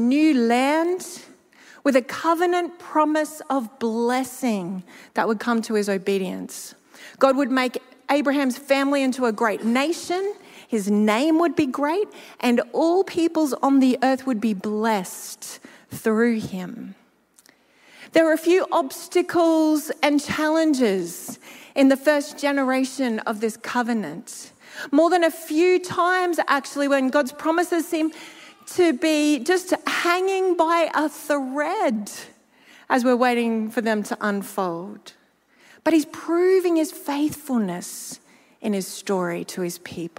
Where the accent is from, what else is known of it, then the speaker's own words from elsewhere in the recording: Gympie, Queensland, Australia; moved away; my hometown of Gympie